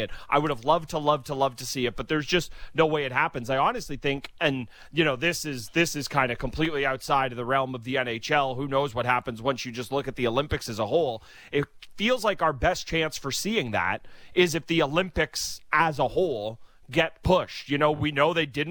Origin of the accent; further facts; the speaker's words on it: Canada; As a Canadian Patriot